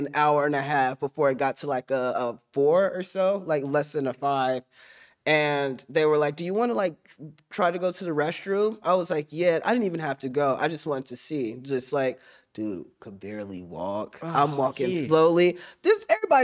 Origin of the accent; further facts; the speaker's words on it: Middletown, Ohio, United States; I said, I am, too. I'm from Middletown.